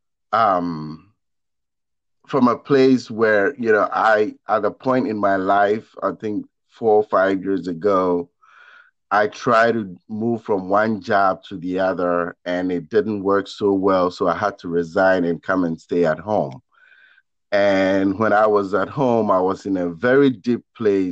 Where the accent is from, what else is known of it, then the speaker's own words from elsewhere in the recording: Ghana; moved away; I come from Ghana in West Africa. And I was uprooted and planted in a brand new place, a completely different environment